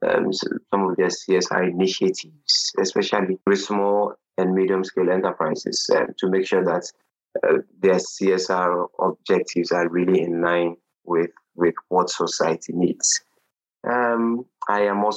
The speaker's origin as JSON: {"language": "English", "country": "Ghana", "said": "I hail from Ghana in West Africa"}